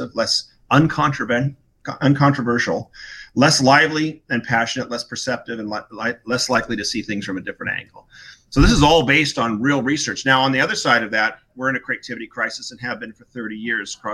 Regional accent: Newport Beach, California, United States; moved away as an adult; also born or lived in Wellesley, Massachusetts; I grew up in Corona Del Mar, Southern California, Newport Beach

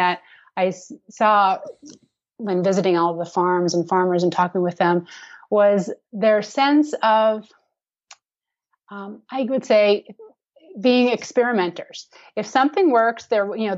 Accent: Minnesota, United States; moved away; I grew up in Minnesota, and I did not live on a farm

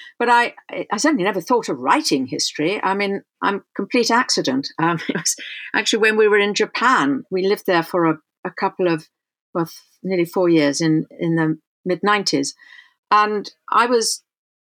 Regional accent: London, United Kingdom; I grew up in London was very white.

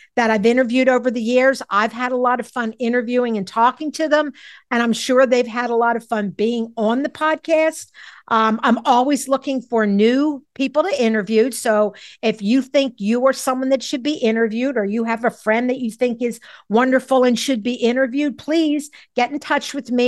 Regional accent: Philadelphia, Pennsylvania, United States; I grew up in Mount Airy, Philadelphia

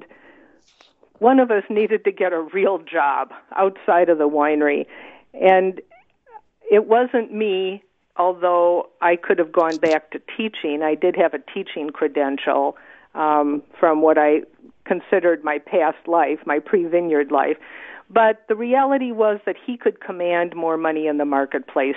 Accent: Wisconsin, United States; now in Oregon, United States; I'd grown up in a, you know, suburban area in the Midwest. I'm from Wisconsin

